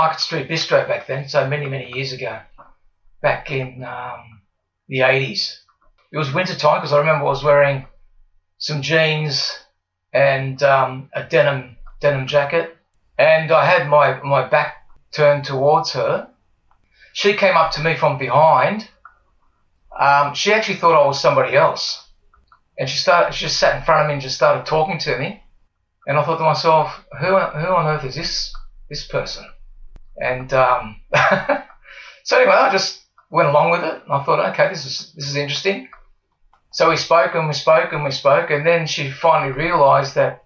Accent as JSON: {"language": "English", "town": "Wollongong", "region": "New South Wales", "country": "Australia", "tie": "born or raised there", "said": "I was born here, born and bred in Wollongong, the good old Gong, as they call it"}